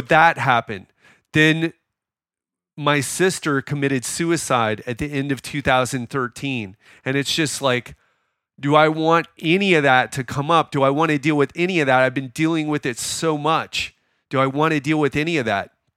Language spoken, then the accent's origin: English; Miami, Florida, United States; now in Thailand; I'm from Miami.